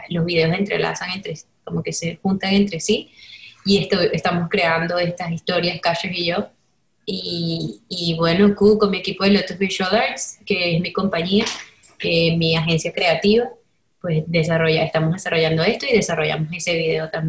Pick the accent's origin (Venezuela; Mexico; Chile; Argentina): Venezuela; que era pop y era rap venezolano y era eso, era lo que me gustaba